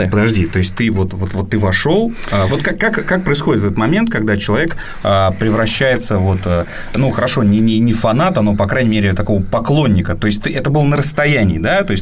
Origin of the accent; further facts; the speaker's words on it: Iowa, United States; moved away; я э, вырос в США